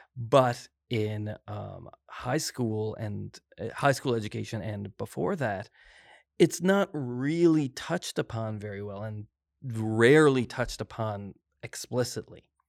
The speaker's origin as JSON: {"language": "English", "town": "Glace Bay", "region": "Nova Scotia", "country": "Canada", "also_born_or_lived": "Halifax, Canada / Christchurch, New Zealand", "moved": "as an adult", "said": "I'm originally from Glades Bay"}